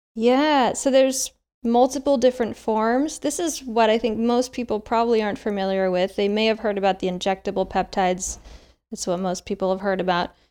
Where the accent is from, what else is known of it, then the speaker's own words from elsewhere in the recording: Midwest, United States; moved away; also born or lived in Seattle, Washington; I grew up in the Midwest on a standard American diet